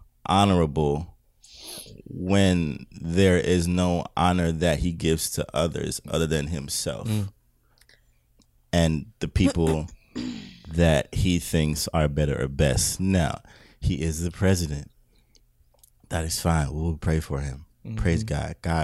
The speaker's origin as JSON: {"language": "English", "country": "British Virgin Islands", "moved": "yes", "said": "I'm an immigrant, right? Mm. Okay. From where? I'm from the British Virgin Islands."}